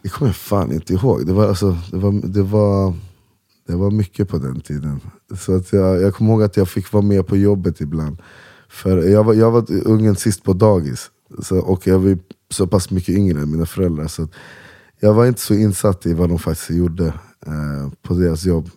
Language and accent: Swedish; Uppsala, Uppsala County, Sweden; Salabacke där jag växte upp